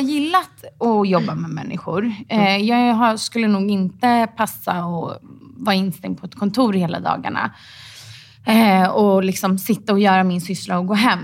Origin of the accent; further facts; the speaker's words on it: Stockholm, Stockholm County, Sweden; Jag är från eh, Stockholm.